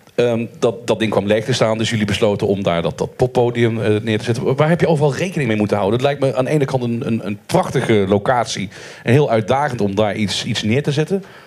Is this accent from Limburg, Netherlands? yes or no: yes; Maastricht, Limburg, Netherlands; ik kom er ook vandaan